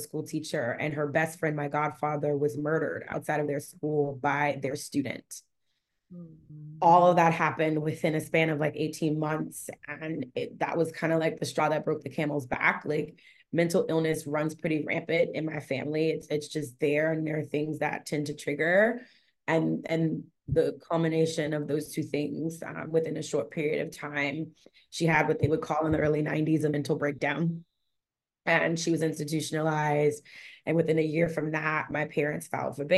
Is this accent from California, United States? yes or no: no; New Orleans, Louisiana, United States; now in Los Angeles, United States; I'm from New Orleans, Louisiana. That's where I was born and raised